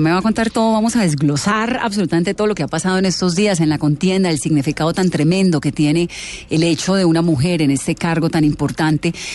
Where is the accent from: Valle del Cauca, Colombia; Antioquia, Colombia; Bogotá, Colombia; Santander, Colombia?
Bogotá, Colombia; como colombiana, como bogotana